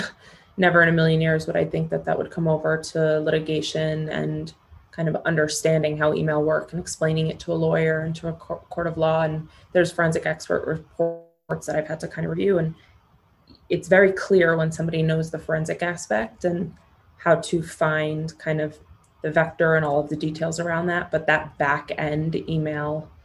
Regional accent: New York City, New York, United States; Being born and raised in New York City, I can't shake this type A part of me

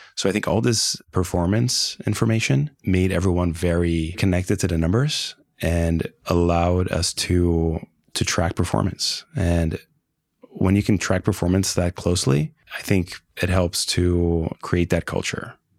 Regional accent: Brazil; moved away; I spoke the language. I was born in Brazil.

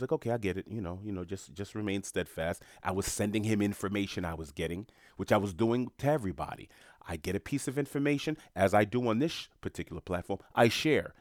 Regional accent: New York City, New York, United States; moved away; I'm from New York City, born and raised from Queens

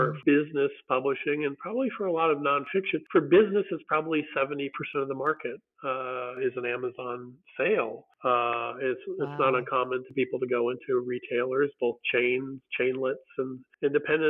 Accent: San Diego, California, United States; moved away as an adult; also born or lived in Iowa; now in Nashville, United States; I grew up in Southern California in San Diego and went to school there

